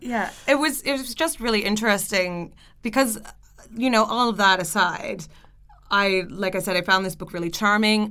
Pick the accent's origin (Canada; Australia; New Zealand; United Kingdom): Canada; I'm Canadian